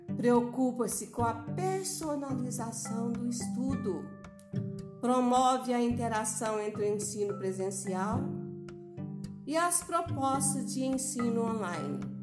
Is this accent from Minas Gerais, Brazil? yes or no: yes; Boa Esperança, Minas Gerais, Brazil; Sou de Boa Esperança, sul de Minas Gerais.